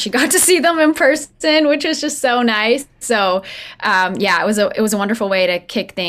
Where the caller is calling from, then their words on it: St. Albert, Alberta, Canada; I'm calling from the basement of my house in St. Albert.